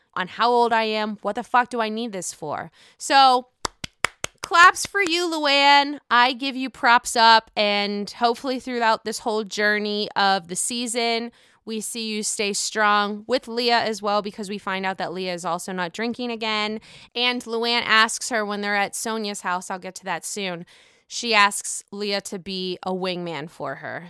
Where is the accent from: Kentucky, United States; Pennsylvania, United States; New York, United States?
Pennsylvania, United States; Pittsburgh; now in Chicago, United States; I live in Chicago. I'm from Pittsburgh.